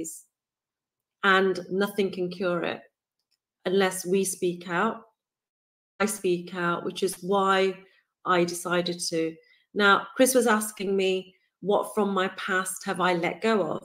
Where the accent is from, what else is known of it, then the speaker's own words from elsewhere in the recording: United Kingdom; I'm born and raised in the United Kingdom, if my accent hasn't given it away